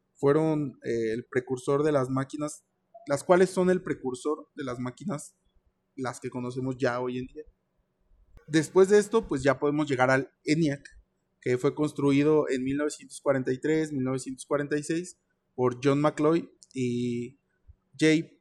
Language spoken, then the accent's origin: Spanish; Querétaro, Mexico; yo vivo en Querétaro, nací en Querétaro